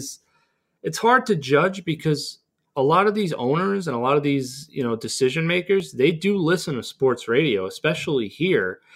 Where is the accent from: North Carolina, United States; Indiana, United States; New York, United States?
New York, United States; Massapequa; We're both from Massapequa